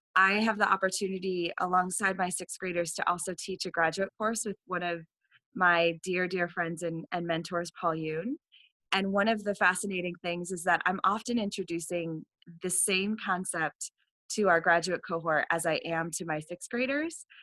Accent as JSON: {"language": "English", "region": "Vermont", "country": "United States", "tie": "born or raised there", "said": "the first years of my high school experience at a Catholic school here in Vermont"}